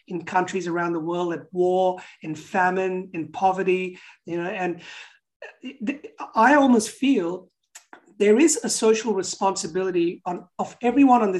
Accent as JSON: {"language": "English", "country": "Pakistan", "tie": "born or raised there", "moved": "yes", "said": "So I grew up in uh, Pakistan, where I was born. Now I come from Portuguese Indian background, so I'm, I'm a mixed heritage person, and I'm, I'm, I'm a Christian as well."}